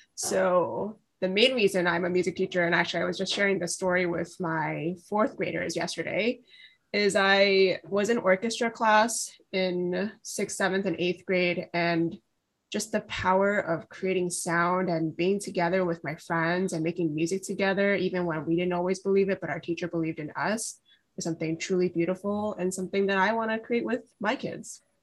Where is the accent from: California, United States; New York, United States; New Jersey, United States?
New York, United States; New York City; I am from Brooklyn, New York. I'm raised here, went through the public school system here